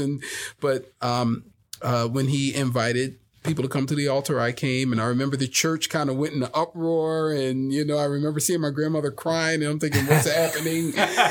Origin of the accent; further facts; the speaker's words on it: New Jersey, United States; now in Las Vegas, United States; From New Jersey. So I'm from the Philly, South Jersey area.